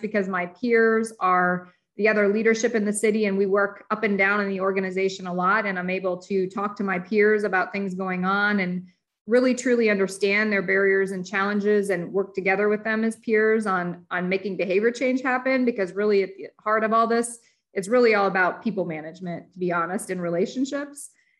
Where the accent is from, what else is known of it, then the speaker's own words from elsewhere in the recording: Indiana, United States; also born or lived in Detroit area, Michigan; I'm from Detroit area, but I grew up in Indiana.